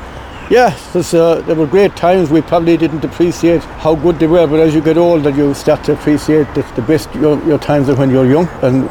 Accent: Kilkee, Munster, Ireland; I was born in Kilkee in 1943. We lived in Shra, which is 2 miles from Dunbeg and 4 miles from Kilrush.

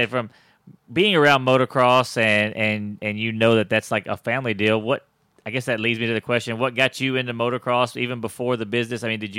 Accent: Texas, United States; I would say from being a Texan

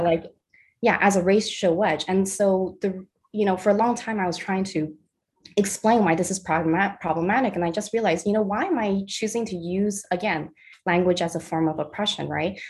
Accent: Los Angeles, California, United States; first language Mandarin; English is a second language; I grew up in San Pedro, which is by the water in uh

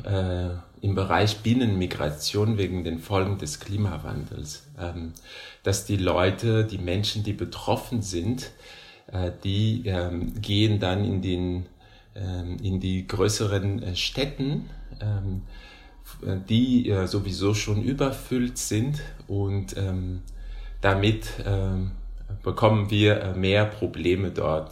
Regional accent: Madagascar; German is a second language; moved away as an adult; now in Hannover, Germany; Ich komme aus Madagaskar.

